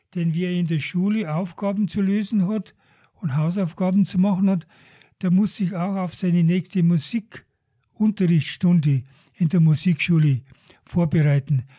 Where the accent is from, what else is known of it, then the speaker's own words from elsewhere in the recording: Deggendorf, Bavaria, Germany; moved away as an adult; now in Garmisch-Partenkirchen, Germany; Ich bin in Deckendorf aufgewachsen